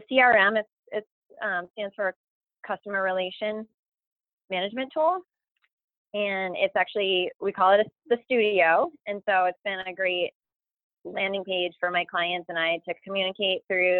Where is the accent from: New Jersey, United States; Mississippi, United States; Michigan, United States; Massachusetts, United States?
Massachusetts, United States; Lunenburg; I'm just from Lunenburg, Massachusetts